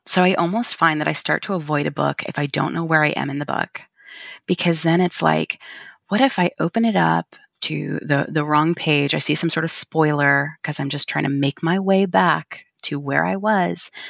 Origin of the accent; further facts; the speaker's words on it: California, United States; also born or lived in Portland / Texas; now in Vancouver, Washington, United States; I'm originally from California